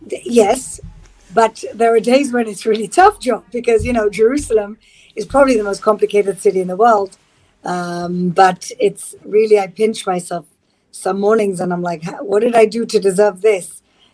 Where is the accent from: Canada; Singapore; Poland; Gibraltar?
Gibraltar; You know, it's like, it's very kind of kibbutzy in a way. It's like a small town where everybody really knows it. If you're Jewish, everybody knows you and they know your business.